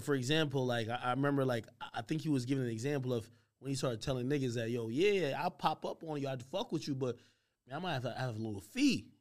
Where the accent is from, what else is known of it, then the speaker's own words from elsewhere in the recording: New Jersey, United States; I am from Jersey